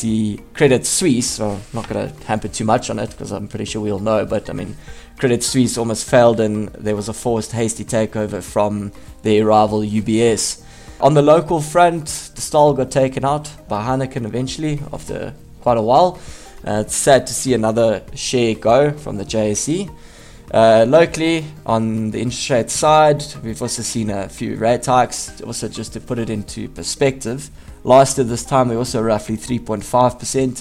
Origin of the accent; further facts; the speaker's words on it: South Africa; as a South African